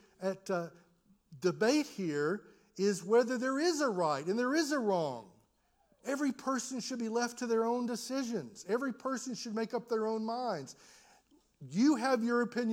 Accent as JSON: {"language": "English", "country": "United States", "said": "as an American"}